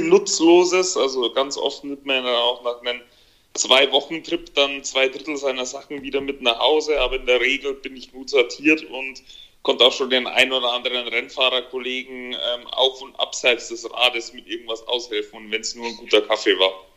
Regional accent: Germany; hier bei uns in Deutschland, in Europa

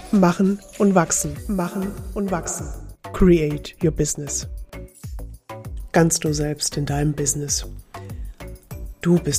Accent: Split, Split-Dalmatia County, Croatia; German is a second language; letzte Woche in Split in meiner Heimat gemacht habe

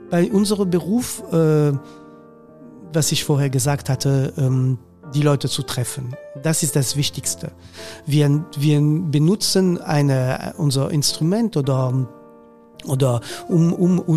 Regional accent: Hauts-de-France, France; German is a second language; das ist, das ist einfach so, also ähm, das ist meine Heimat eigentlich. Ja. Das habe ich, ähm, äh, also mein Vater hat Sti gesprochen.

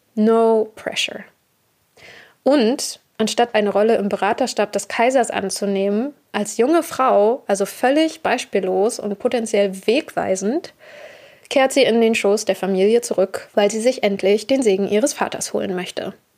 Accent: Germany; ich selbst bin eine weiße Deutsche, geboren und aufgewachsen in Deutschland

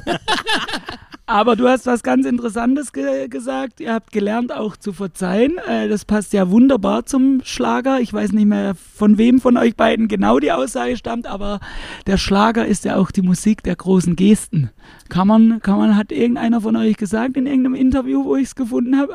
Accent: Pforzheim, Baden-Württemberg, Germany; ich selbst komme ja hier aus der Gegend, äh, genauer gesagt um, um, Pforzheim rum

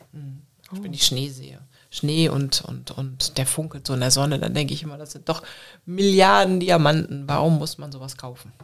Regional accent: Germany; moved away as an adult; Deutschland ist meine Heimat

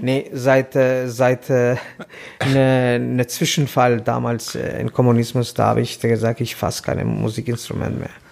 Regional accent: Tirana, Tirana County, Albania; German is a second language; moved away as an adult; now in Hamburg, Germany; ich komme aus Albanien, Tirana.

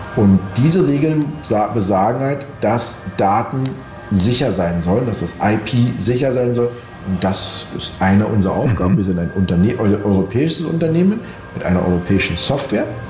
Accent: Austria; jetzt sind wir beide aus Österreich

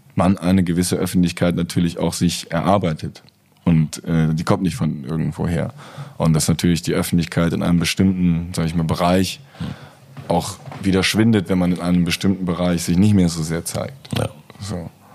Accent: Cologne, North Rhine-Westphalia, Germany; meine Heimatstadt

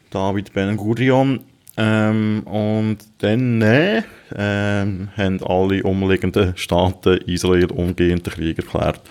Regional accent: Switzerland; kann ich als Schweizer

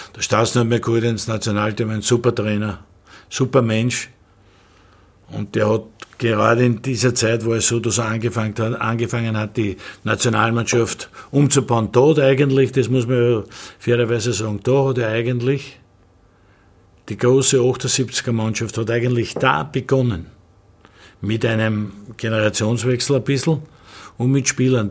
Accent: Vienna, Austria; bin ich ein geborener Wiener

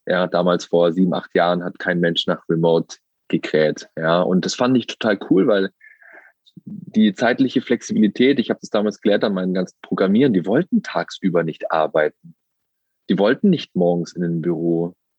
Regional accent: Wangen im Allgäu, Baden-Württemberg, Germany; sitze hier im schönen Wangen im Allgäu in der Nähe vom Bodensee, wo ich aufgewachsen bin, wo ich wieder lebe und wohne.

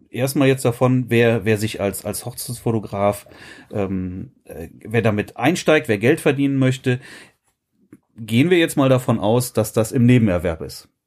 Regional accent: Frechen, North Rhine-Westphalia, Germany; ich bin ja kein Kölner, ich bin ja Frechner.

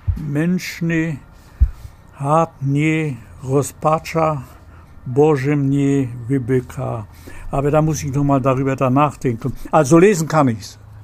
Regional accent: Poland; moved away as an adult; now in Germany

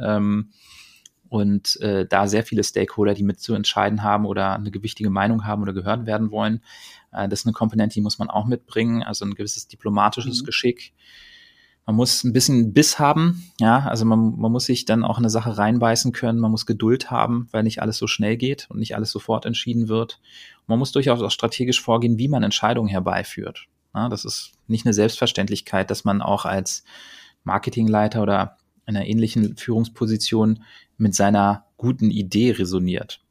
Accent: Berlin, Germany; Ich bin halt Berliner, das werde ich auch immer bleiben.

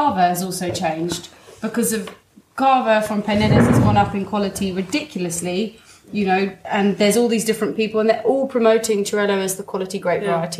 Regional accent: England, United Kingdom; said that for us because we're English

